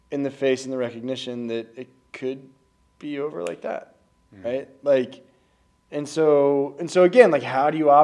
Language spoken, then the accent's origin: English; Kansas, United States; I was raised in Kansas